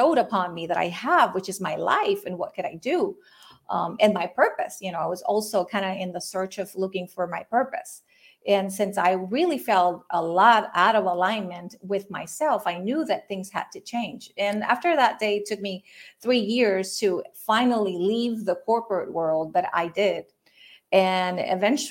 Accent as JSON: {"language": "English", "country": "Puerto Rico", "tie": "born or raised there", "said": "I am from Puerto Rico. I'm Puerto Rican, and I'm actually calling in, tuning in from here now. I was born and raised here"}